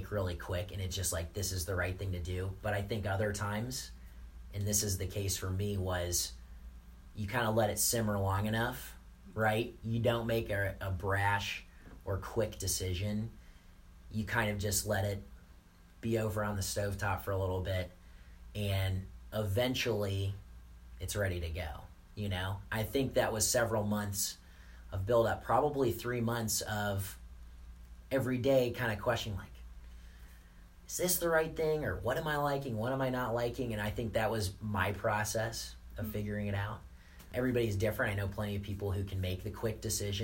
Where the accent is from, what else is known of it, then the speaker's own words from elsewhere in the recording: Indianapolis, Indiana, United States; I just moved a lot of my stuff to my parents' house because I'm from Indianapolis.